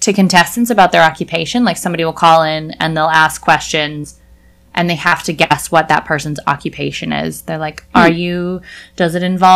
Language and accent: English; Iowa, United States; my hometown has probably like 10 churches, and we're only 6,000 people